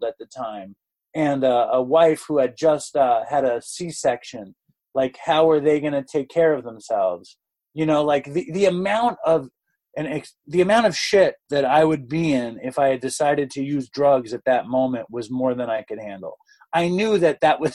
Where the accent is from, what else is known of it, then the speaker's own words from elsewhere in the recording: New York City, New York, United States; I grew up in Manhattan and I grew up at this very, very amazing school. I got into the school when I was like 4. And I didn't leave the school until I was like 17.